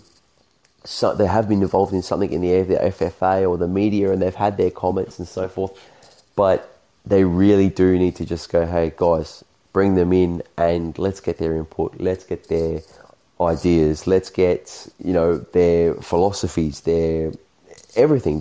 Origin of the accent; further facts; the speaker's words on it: Australia; me being Australian